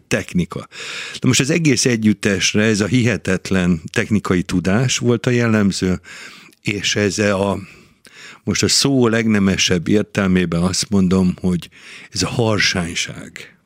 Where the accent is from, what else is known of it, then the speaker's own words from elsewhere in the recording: Budapest, Hungary; moved away as an adult; now in Győr, Hungary; én Budapesten születtem, Budapesthez kötött minden, de én már ugye 50, vagy most már 43 éve vagyok a Győri Balett tagja